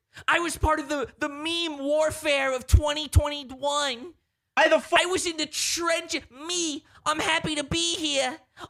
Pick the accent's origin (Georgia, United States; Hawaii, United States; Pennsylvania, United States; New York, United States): New York, United States; now in New Jersey, United States; I'm so into the sports because I'm from New York. I live in New Jersey.